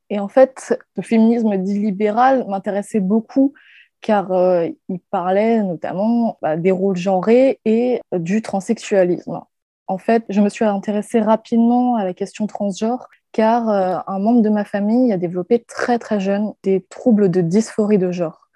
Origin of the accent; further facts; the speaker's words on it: Guadeloupe; now in Paris, France; Je vis actuellement à Paris, mais euh, j'ai grandi en Guadeloupe